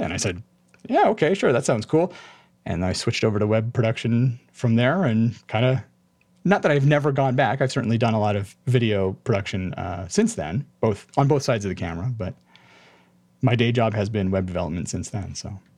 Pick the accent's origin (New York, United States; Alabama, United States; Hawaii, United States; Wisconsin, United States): Hawaii, United States; Honolulu; moved away as an adult; now in Spokane, United States; I was born in Honolulu, Hawaii, and spent eighteen years growing up there